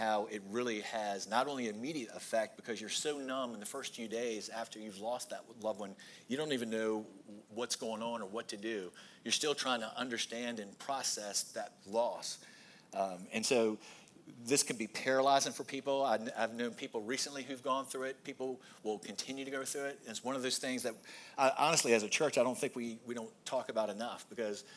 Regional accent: Goochland, Virginia, United States; we grew up in Goochland

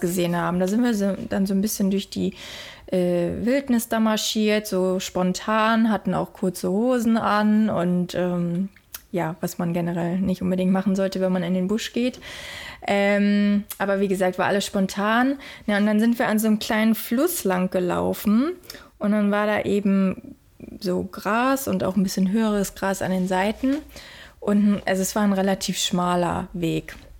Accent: Germany; now in Australia; bei uns in Deutschland

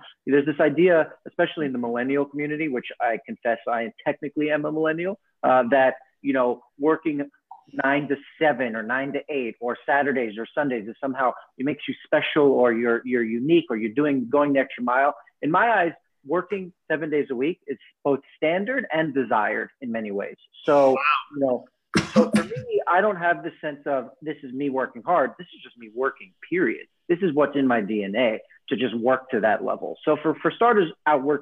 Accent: New York City, New York, United States; I have a sense of pride having been being a native New Yorker and having been born on the island of Manhattan

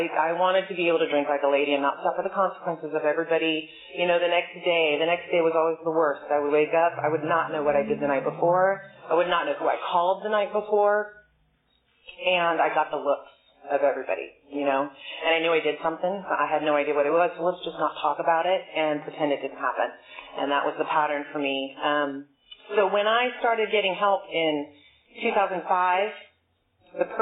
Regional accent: Bay Area, California, United States; I'm from the Bay Area

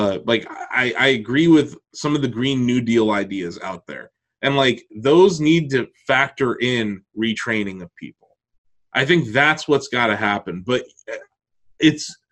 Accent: Ohio, United States; all of us growing up in Ohio

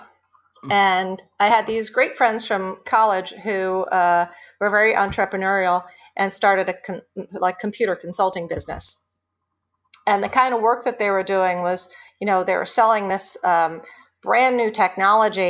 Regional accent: Scranton, Pennsylvania, United States; moved away as an adult; now in suburban Philadelphia, United States; I grew up outside of Scranton, went to high school there

